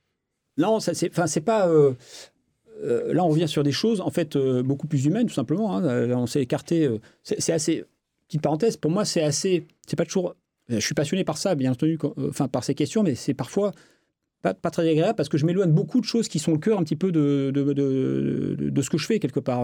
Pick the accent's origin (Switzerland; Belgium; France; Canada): France; je suis français